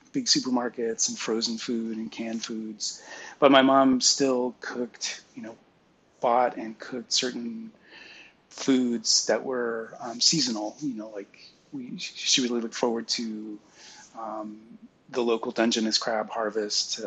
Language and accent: English; San Francisco Bay Area, California, United States; I grew up in the San Francisco Bay Area, a suburban town about 10 miles south of San Francisco